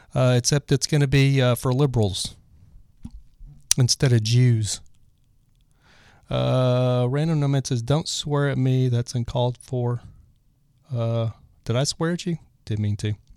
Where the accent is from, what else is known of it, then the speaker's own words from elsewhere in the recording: Lubbock, Texas, United States; also born or lived in Dallas, Texas; I grew up in Lubbock